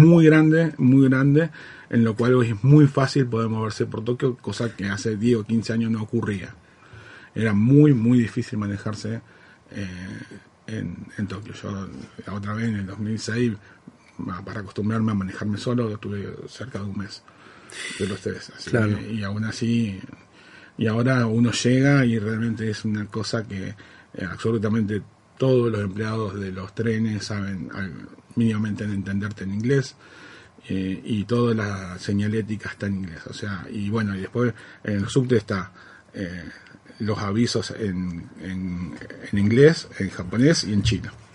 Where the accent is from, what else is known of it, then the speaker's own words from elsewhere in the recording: Santa Fe, Argentina; yo me siento netamente santafesino, pero tengo una parte que es netamente japonés y netamente de Okinawa, que es de donde viene mi familia